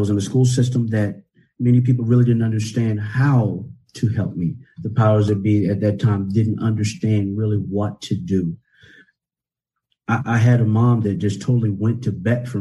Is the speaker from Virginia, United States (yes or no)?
yes; Northampton County, Virginia, United States; I grew up here in Virginia in a very, very poor county, Northampton County